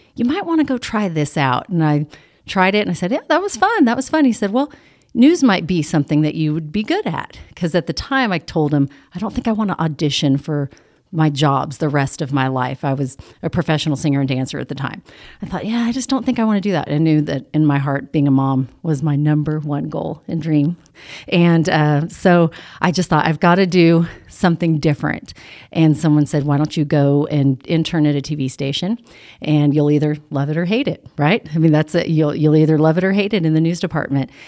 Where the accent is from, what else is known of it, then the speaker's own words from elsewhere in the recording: California, United States; now in Midland, United States; I grew up in California